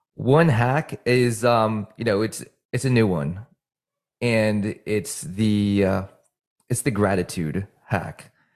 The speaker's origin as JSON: {"language": "English", "region": "New Jersey", "country": "United States", "also_born_or_lived": "Virginia", "moved": "yes", "said": "I'm from New Jersey"}